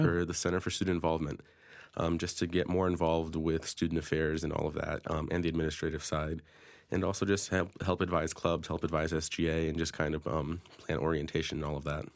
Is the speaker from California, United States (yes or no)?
no; Danbury, Connecticut, United States; I'm from Danbury fr-, originally, um, grew up in the city.